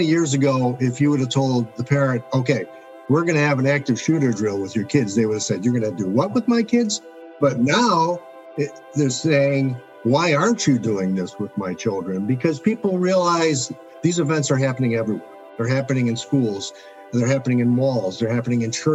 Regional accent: Chicago, Illinois, United States; I'm from Chicago, Illinois. I lived here my whole life

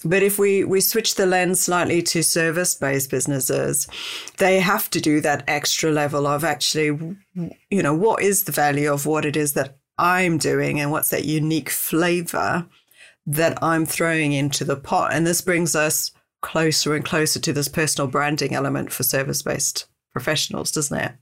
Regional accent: South Africa; I'm South African

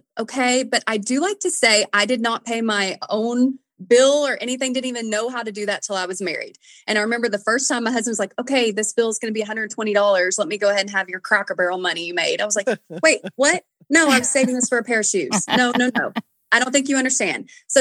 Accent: Nashville, Tennessee, United States; I've always sang because I'm from Nashville

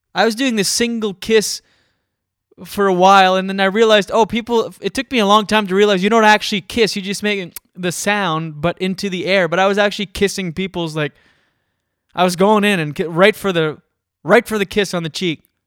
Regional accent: Moncton area, New Brunswick, Canada; now in Toronto, Canada; I'm from Skiduk, so Moncton. That's my hometown

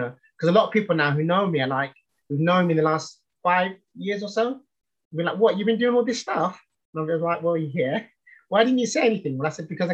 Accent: London, United Kingdom; I grew up in East London in the 70s

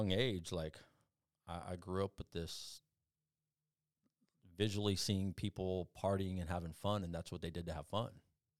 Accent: Phoenix, Arizona, United States; born there; I was born in Phoenix, Arizona

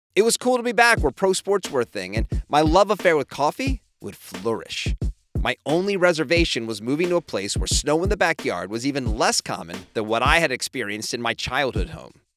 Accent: Lancaster, Pennsylvania, United States; now in San Diego, United States; I grew up in Lancaster, Pennsylvania

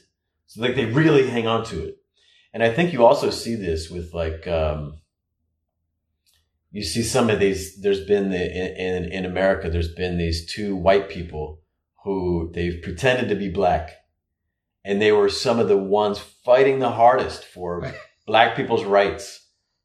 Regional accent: United States; in American culture where we have these high ideals about who we should be

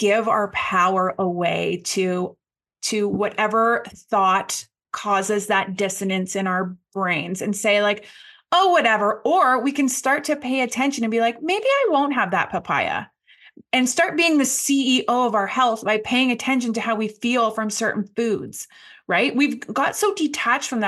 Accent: Canada; also born or lived in Ottawa; I'm Canadian and I live in a big city. I live in Ottawa, which is the capital here

